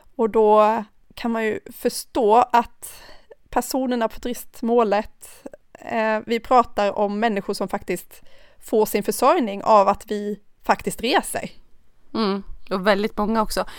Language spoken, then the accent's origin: Swedish; Karlskrona, Blekinge, Sweden; also born or lived in Thailand; now in Stockholm, Sweden; Jag kommer från Karlskrona